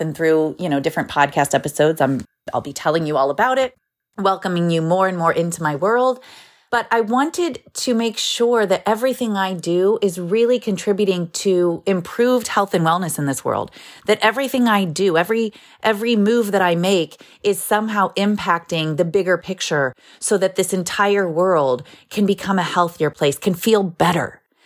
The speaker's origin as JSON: {"language": "English", "region": "Ohio", "country": "United States", "tie": "born or raised there", "said": "I grew up in Ohio, in the United States"}